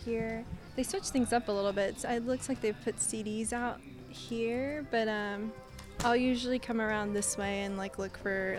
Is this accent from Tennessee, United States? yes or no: yes; Nashville, Tennessee, United States; I'm born and raised in Nashville, Tennessee.